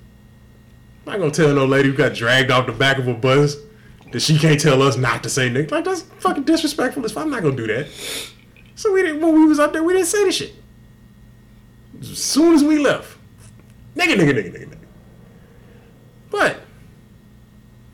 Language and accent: English; Texas, United States; I grew up in Texas. My dad's from Mississippi